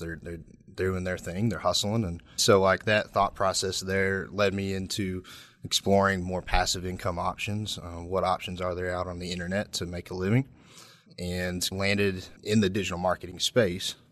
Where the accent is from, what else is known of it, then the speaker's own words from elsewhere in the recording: Corbin, Kentucky, United States; also born or lived in London, Kentucky; from Corbin, Kentucky, which is Southeast Kentuck, Kentucky, technically. So, I went to high school at Corbin High School